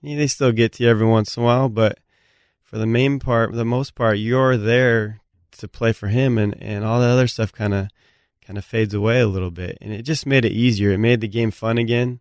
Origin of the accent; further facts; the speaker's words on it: Blaine, Washington, United States; moved away; I'm from Blaine, Washington. We got a population, three thousand.